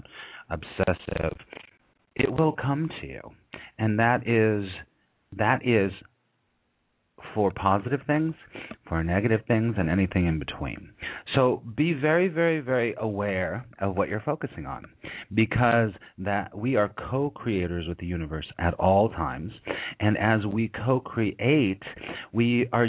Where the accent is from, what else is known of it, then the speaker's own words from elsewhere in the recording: California, United States; now in New York, United States; I'm originally from California